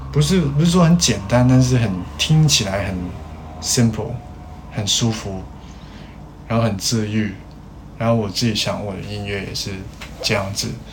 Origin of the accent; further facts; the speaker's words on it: Hong Kong; 我是香港人